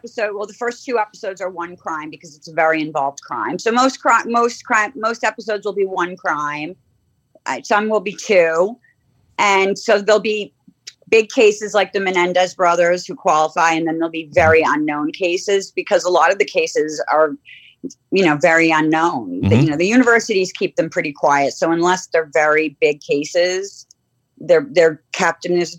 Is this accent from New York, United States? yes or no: no; Cambridge, Massachusetts, United States; we grew up in Cambridge, very immersed in the Ivy.